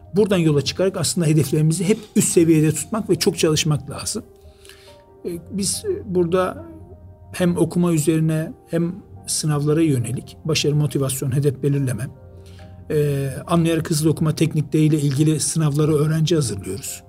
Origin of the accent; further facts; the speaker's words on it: Istanbul, Turkey; also born or lived in Rize / United Arab Emirates; aslen Rizeliyiz ama uzun yıllardan beri İstanbul'da